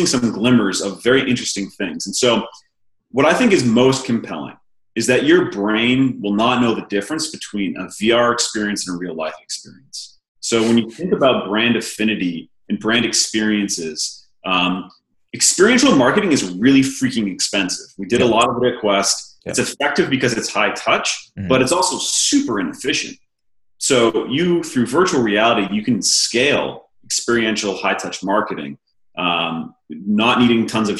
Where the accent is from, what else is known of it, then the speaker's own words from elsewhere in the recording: Maine, United States; moved away; also born or lived in Los Angeles; I grew up in small town Maine, one stoplight and a gas station.